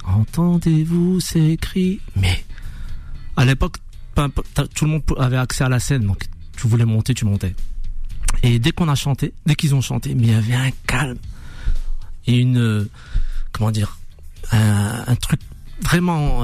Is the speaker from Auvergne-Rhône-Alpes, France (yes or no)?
no; Dijon, Bourgogne-Franche-Comté, France; je viens de Dijon